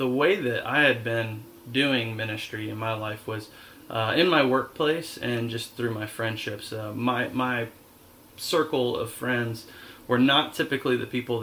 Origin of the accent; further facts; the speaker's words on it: Dallas, Georgia, United States; we grew up in Dallas, Georgia, which was suburbia, really